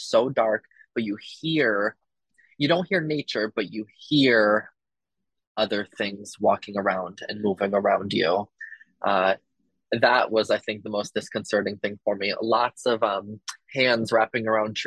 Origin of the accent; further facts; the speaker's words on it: Green Island, New York, United States; I grew up in Green Island, which is right by the Hudson River